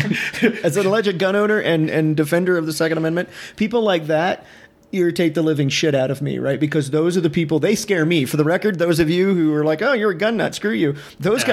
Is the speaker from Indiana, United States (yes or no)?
no; Northeast Ohio, United States; moved away as an adult; also born or lived in Alabama; now in Ohio, United States; I grew up in Northeast Ohio, farmland